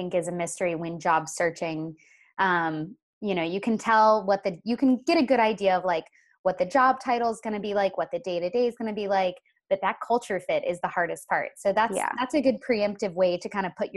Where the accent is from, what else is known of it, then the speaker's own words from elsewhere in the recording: Florida, United States; I hail from Florida